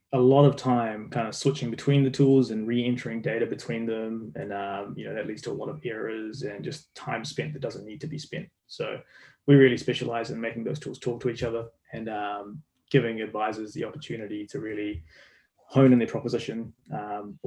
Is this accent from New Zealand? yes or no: yes; New Zealand; As you can tell from my accent, I'm from New Zealand. I'm a Kiwi.